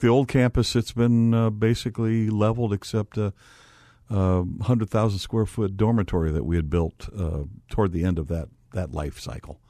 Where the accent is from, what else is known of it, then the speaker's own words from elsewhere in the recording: Gary, Indiana, United States; I was born in Gary, Indiana